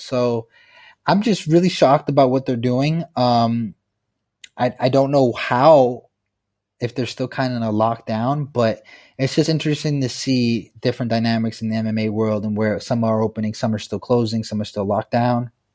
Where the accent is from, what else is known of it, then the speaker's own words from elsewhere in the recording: Pennsylvania, United States; moved away as an adult; now in Thailand; my home state of Pennsylvania in the United States